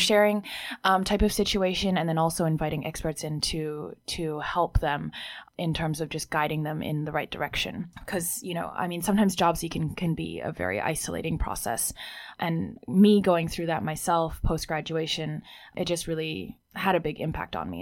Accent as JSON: {"language": "English", "country": "Hong Kong", "tie": "born or raised there", "also_born_or_lived": "Sydney, Australia", "moved": "yes", "lives_now": "Beijing, China", "said": "I grew up in Hong Kong but didn't learn Mandarin"}